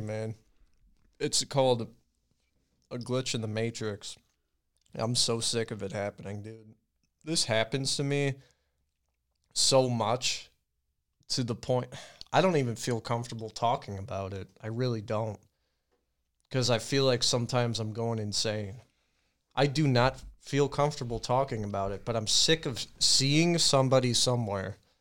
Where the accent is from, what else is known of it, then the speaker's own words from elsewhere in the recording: Medina, United States; I was in Medina.